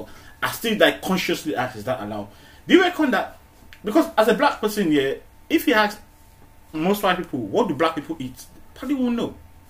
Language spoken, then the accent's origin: English; Nigeria; also born or lived in United Kingdom; now in Manchester, United Kingdom; growing up in Nigeria, I didn't know what it was called, halal food, yeah, until I came to the UK